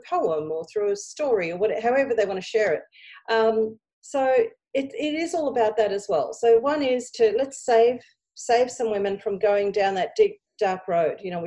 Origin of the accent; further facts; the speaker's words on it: Australia; I'm looking back at my Greek background, even though I was born here in Australia